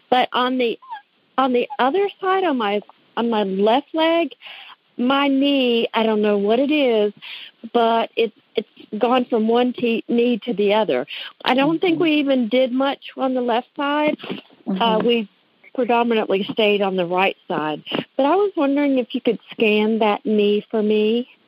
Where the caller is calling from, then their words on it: Newnan, Georgia, United States; I am calling from Newnan, Georgia.